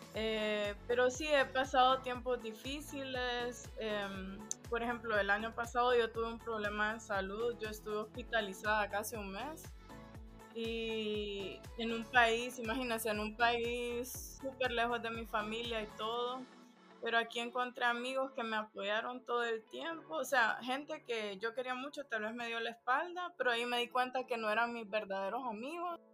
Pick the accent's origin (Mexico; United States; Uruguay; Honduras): Honduras; also born or lived in Germany / Spain; now in Amsterdam, Netherlands; preguntan que de dónde yo soy por el acento. Y entonces yo les digo, no, soy, soy de Honduras